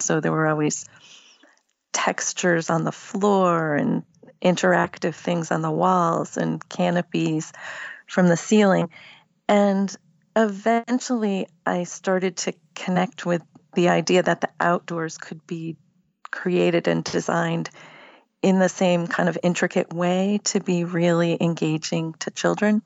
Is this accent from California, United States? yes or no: no; Massachusetts, United States; now in Virginia, United States; I live in Virginia now, but I grew up in Massachusetts